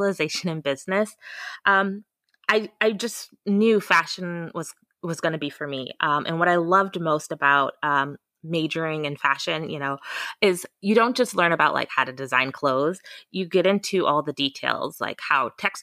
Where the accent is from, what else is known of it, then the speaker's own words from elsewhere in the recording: Grand Rapids, Michigan, United States; moved away as an adult; also born or lived in Kentucky / Central Florida; now in Orlando, United States; I grew up in Grand Rapids, Michigan. So I'm from the Midwest originally